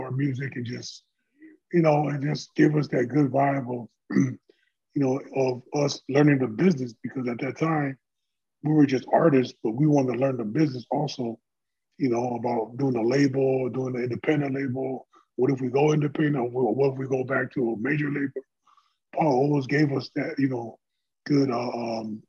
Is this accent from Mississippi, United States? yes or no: no; Carson, California, United States; I'm born and raised in Carson, California.